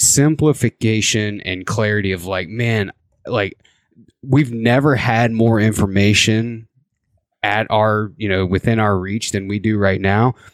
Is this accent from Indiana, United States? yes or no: yes; Indiana, United States; born or raised there; now in Idaho, United States